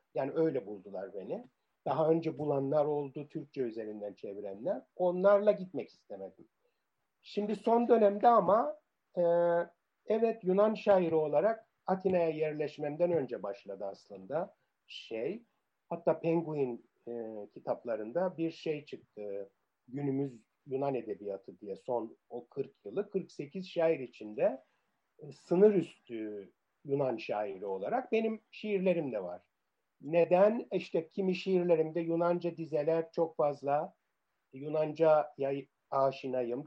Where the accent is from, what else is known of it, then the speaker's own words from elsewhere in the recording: Cyprus; first language Turkish; moved away as an adult; also born or lived in Cambridge / Nicosia / Paphos; now in Athens, Greece; İngiltere vatandaşı olarak İngiliz sömürge yılının son yılında doğdum. Ee, sonra Kıbrıs Cumhuriyeti vatandaşı olduk.